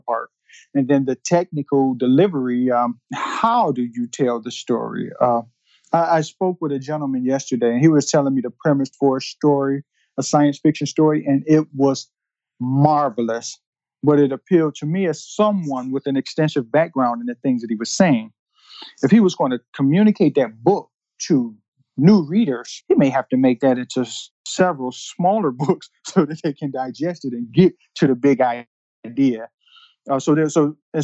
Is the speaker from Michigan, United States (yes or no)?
yes; Detroit, Michigan, United States; moved away; I grew up in Detroit during the time when it was the murder capital of the world